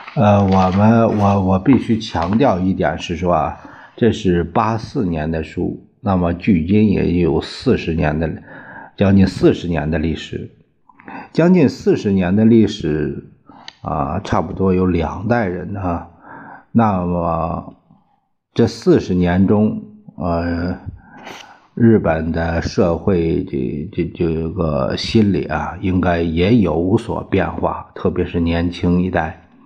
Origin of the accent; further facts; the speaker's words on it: China; 我们中国人